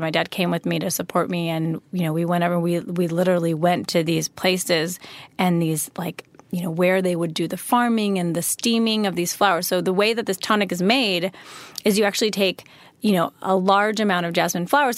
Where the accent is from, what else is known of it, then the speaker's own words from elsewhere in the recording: a suburb of Chicago, Illinois, United States; also born or lived in Wisconsin; I was born in Wisconsin, and then I grew up in, um, a suburb of Chicago